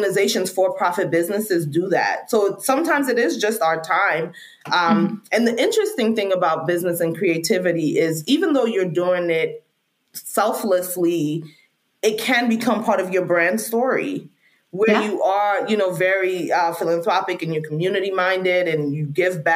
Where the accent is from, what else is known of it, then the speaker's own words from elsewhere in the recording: Freetown, Western Area, Sierra Leone; now in United States; I'm an immigrant from Sierra Leone, Freetown, Sierra Leone